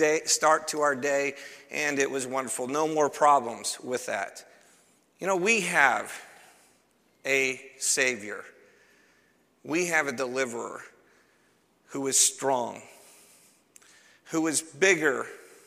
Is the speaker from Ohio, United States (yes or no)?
yes; Cleveland, Ohio, United States; I'm from Cleveland, Ohio, and I remember when I was in third grade, I would walk to school